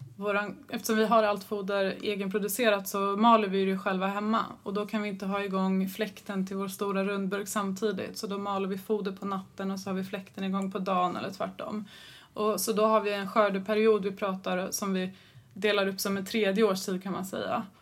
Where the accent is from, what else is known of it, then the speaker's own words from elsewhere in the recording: Stockholm, Stockholm County, Sweden; moved away as an adult; also born or lived in Alnarp; född och uppväxt i Stockholm